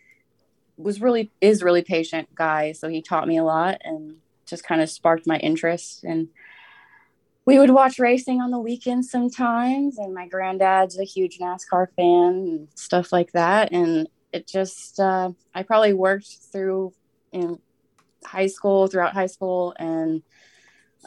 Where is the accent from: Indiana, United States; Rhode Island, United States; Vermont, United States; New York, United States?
Indiana, United States; Southern; I'm from Southern Indiana